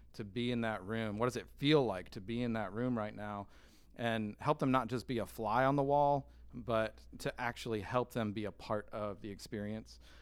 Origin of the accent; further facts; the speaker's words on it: Michigan, United States; moved away; I'm from Michigan